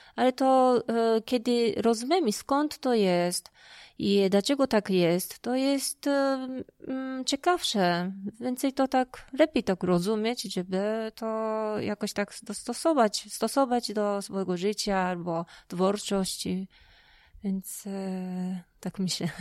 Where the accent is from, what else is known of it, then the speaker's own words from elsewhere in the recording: Japan; Polish is a second language; moved away as an adult; now in Poland; czułam, że jednak jestem Japonką